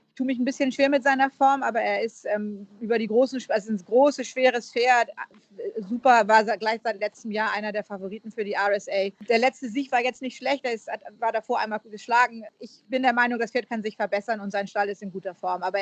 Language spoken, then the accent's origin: German; Northern England, United Kingdom; accent: northern English; Ich habe ja einen nordenglischen Akzent.